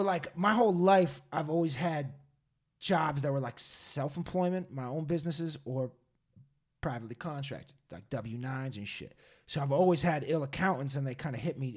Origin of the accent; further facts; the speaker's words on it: Massachusetts, United States; now in California, United States; I'm from Massachusetts